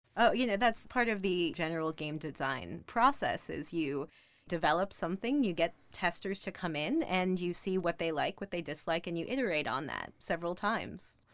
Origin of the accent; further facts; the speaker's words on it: Minneapolis, Minnesota, United States; I grew up in Minneapolis